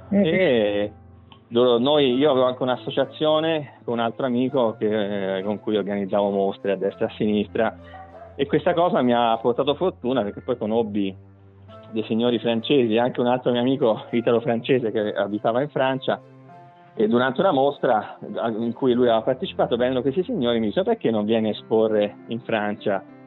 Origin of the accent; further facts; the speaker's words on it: Tuscany, Italy; also born or lived in Viareggio; noi come toscani, italiani